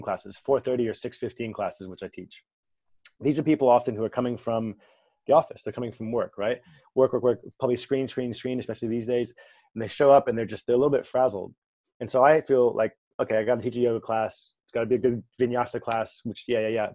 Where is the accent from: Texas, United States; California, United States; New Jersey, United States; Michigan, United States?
California, United States; I'm originally from California